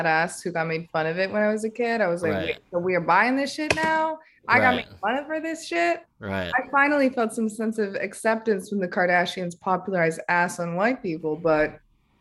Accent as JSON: {"language": "English", "region": "Connecticut", "country": "United States", "tie": "born or raised there", "also_born_or_lived": "Vermont / New York", "moved": "as an adult", "said": "I'm from Connecticut. I moved to Vermont somewhat recently and to New York again recently"}